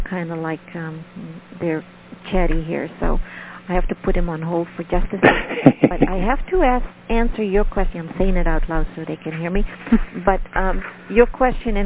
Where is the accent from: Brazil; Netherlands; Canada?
Netherlands; first language Dutch; English is a second language; moved away; I'm from Holland, so ik spreek Nederlands. So that means that's my language. I speak Dutch